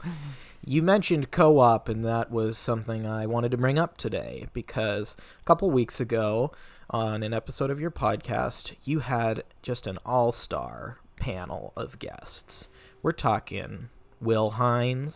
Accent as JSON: {"language": "English", "town": "Federal Way", "region": "Washington", "country": "United States", "tie": "born or raised there", "said": "I was in my hometown of Federal Way, Washington"}